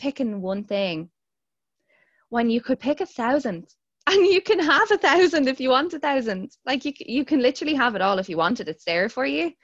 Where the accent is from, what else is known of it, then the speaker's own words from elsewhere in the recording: Dublin, Leinster, Ireland; I'm from Ireland. I live in Dublin. I've grown up in Dublin